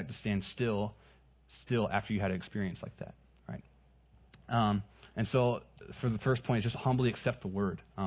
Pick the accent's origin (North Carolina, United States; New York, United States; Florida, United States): North Carolina, United States; moved away as an adult; now in Southern California, United States; I grew up in North Carolina